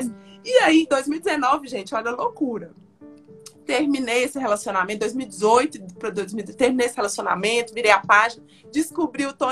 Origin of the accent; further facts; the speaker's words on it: Paracatu, Minas Gerais, Brazil; E eu falei, eu sou de Paracatu.